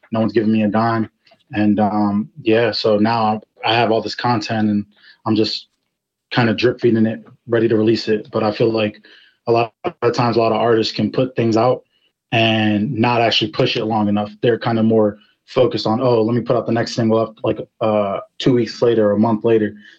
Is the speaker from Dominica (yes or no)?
no; Ashburn, Virginia, United States; I'm from Ashburn, Virginia